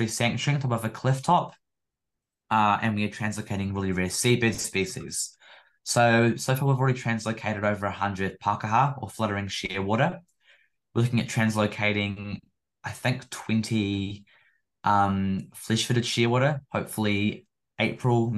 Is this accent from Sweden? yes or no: no; Nelson, New Zealand; my hometown, Nelson Tasman